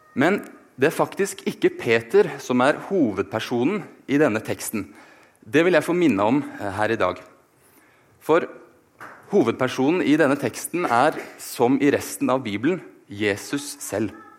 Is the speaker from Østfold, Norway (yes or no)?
no; Oslo, Norway; moved away as an adult; now in Bergen, Norway; Jeg er født og oppvokst i Oslo, men har likevel klart å forville meg hit til Vestlandet